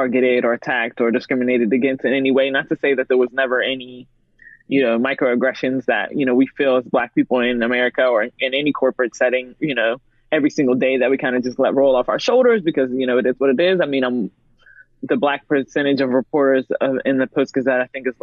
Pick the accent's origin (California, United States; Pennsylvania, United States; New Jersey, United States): Pennsylvania, United States; Pittsburgh; I've grown up in Pittsburgh where it's been very segregated. I'm from Penn Hills